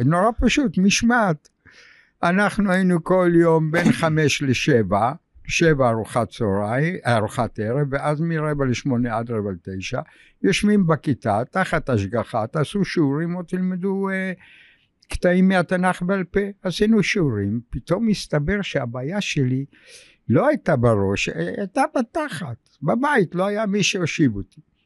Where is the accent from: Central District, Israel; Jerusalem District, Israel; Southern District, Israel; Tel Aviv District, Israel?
Tel Aviv District, Israel; Tel Aviv; also born or lived in Russia / Germany / England; אני גדלתי ברחוב גורדון, פינת אה, כיכר רבין